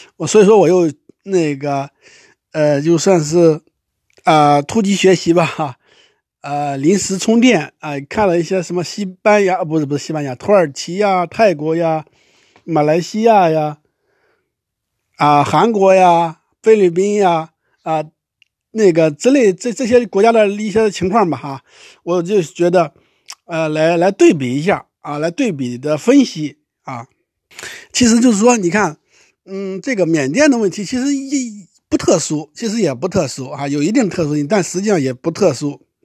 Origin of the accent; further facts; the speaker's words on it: China; 我们中国人都应该关注了哈